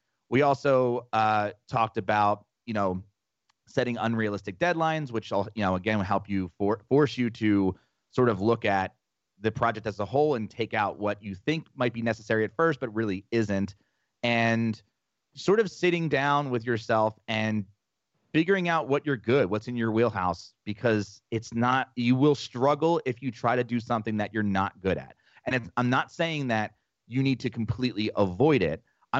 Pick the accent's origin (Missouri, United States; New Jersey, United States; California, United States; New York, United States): New Jersey, United States; We're both from Jersey.